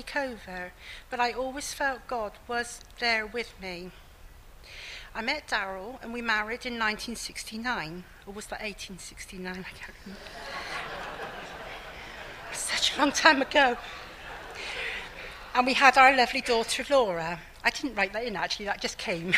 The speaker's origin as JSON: {"language": "English", "town": "Keynsham", "region": "South West England", "country": "United Kingdom", "tie": "born or raised there", "also_born_or_lived": "Bristol", "said": "I was born in Bristol and brought up in a village between Bristol and Bath called Canesham"}